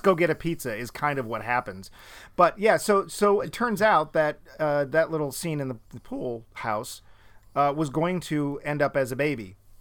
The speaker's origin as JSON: {"language": "English", "region": "New England", "country": "United States", "also_born_or_lived": "Florida", "said": "both of us are Northerners. We're both real mm. Yankees, i.e., we're from New England."}